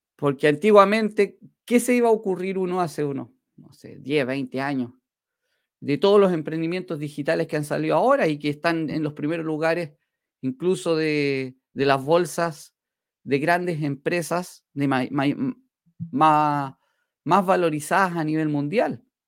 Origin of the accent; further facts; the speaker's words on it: Chile; acá en mi país, en Chile